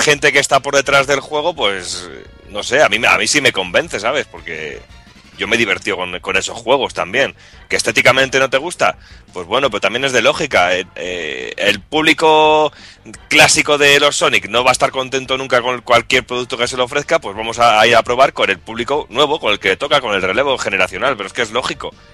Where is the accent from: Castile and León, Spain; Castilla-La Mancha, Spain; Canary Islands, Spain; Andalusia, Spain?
Castile and León, Spain; Medina del Campo; mi pueblo, a Medina del Campo